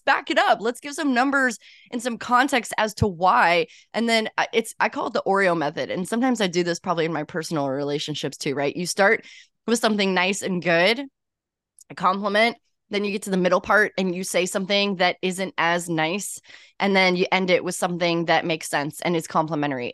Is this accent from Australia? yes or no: no; St. Louis, Missouri, United States; moved away as an adult; now in New York, United States; I am originally from Saint Louis, Missouri